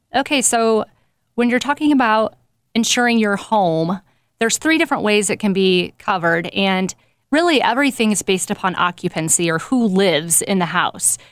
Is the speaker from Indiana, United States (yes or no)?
yes; Nappanee, Indiana, United States; moved away as an adult; now in South Bend, United States; I am originally from Napanee, Indiana. Grew up there most of my life